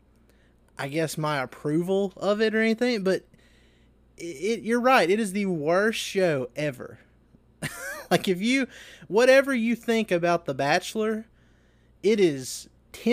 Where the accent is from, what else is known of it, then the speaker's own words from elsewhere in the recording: Seminary, Mississippi, United States; my hometown of Seminary, Mississippi